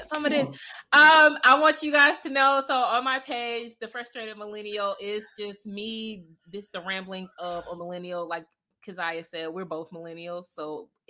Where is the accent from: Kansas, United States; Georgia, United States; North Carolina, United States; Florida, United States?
Florida, United States; Jacksonville; I am from Jacksonville, Florida.